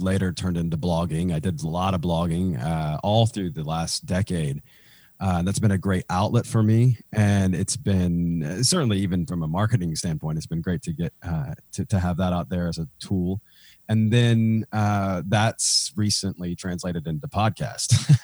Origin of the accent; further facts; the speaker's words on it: Nashville, Tennessee, United States; I'm from Nashville, Tennessee